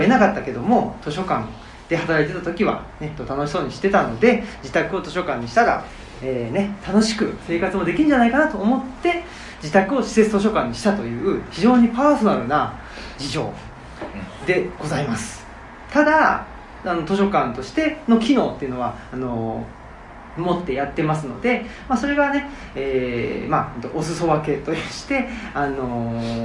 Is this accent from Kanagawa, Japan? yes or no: no; Saitama, Japan; also born or lived in Tokyo; now in Nara, Japan; 埼玉出身で